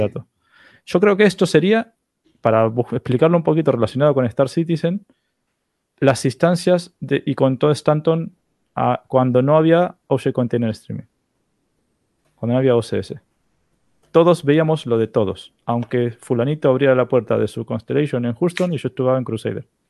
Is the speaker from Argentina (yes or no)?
yes; Argentina; accent: Argentine; yo tengo acento argentino